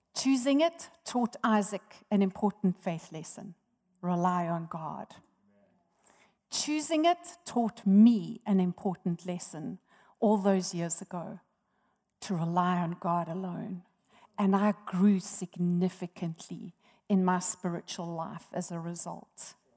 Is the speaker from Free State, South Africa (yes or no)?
no; Johannesburg, Gauteng, South Africa; moved away as an adult; also born or lived in Durban; I was born in Johannesburg and raised here